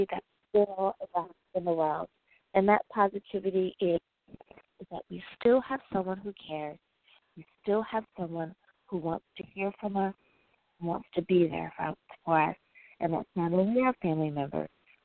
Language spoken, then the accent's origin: English; United States; my home country, the United States